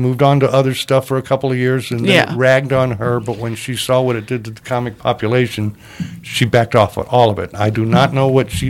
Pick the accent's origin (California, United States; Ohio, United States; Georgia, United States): Georgia, United States; moved away as an adult; also born or lived in Texas; now in Los Angeles, United States; I'm from Texas, but my parents moved to Georgia, so I grew up in Georgia.